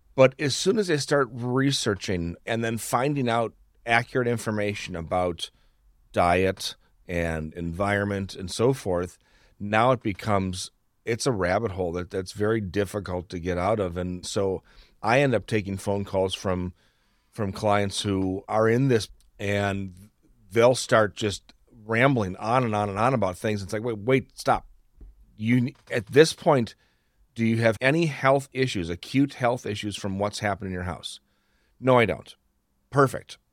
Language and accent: English; Wisconsin, United States; I'm talking to a fellow Wisconsin.